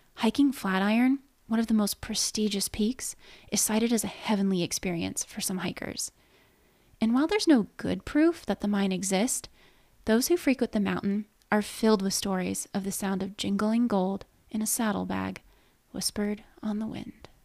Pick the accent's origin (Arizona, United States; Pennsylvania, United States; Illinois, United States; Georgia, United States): Arizona, United States; the Valley; Growing up in the Valley, it wasn't unheard of to go to these ghost towns and dude ranches on field trip